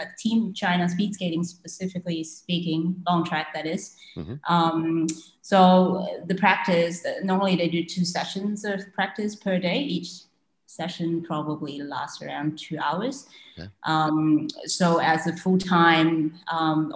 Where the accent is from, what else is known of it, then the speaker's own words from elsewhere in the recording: Malaysia; I was born and raised in Malaysia and I have a Chinese heritage